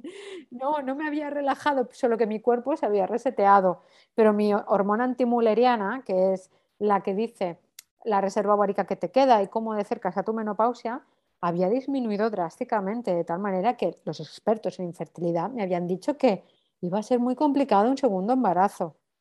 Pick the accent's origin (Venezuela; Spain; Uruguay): Spain; Valencia, Valencian Community; moved away as an adult; now in Barcelona, Spain; soy de Valencia, pero hace 14 años que vivo en Barcelona